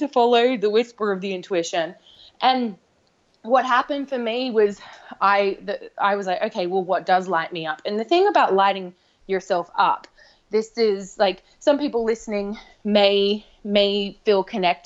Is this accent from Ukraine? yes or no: no; Australia; now in London, United Kingdom; I'm from Australia originally